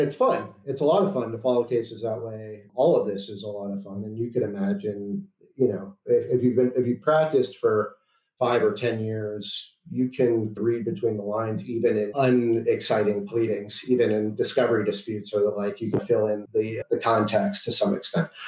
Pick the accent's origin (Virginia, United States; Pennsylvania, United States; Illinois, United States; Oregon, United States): Illinois, United States; Chicago; moved away as an adult; also born or lived in Washington, D.C.; I'm from Chicago, and I'm barred in Illinois.